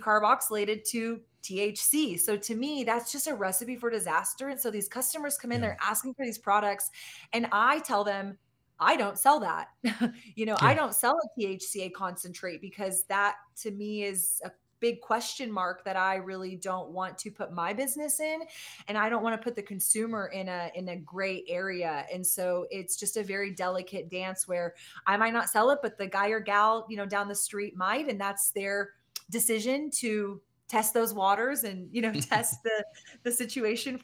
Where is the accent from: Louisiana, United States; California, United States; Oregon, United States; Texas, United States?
Texas, United States; Austin; in our hometown of Austin, my hometown of Austin